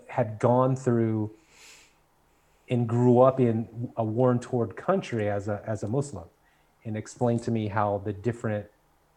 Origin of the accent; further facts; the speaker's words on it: Southern California, United States; also born or lived in Baton Rouge, Louisiana; I was born and raised in Southern California, went to undergrad in Southern California.